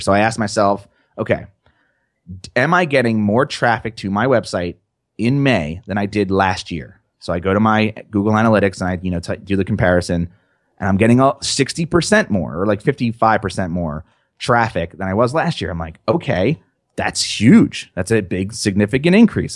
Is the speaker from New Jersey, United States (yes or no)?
yes; New Jersey, United States; I'm just from New Jersey